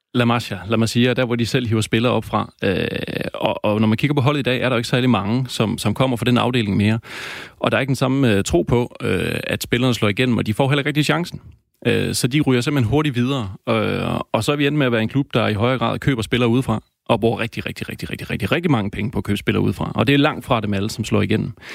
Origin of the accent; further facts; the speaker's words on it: Denmark; os danskere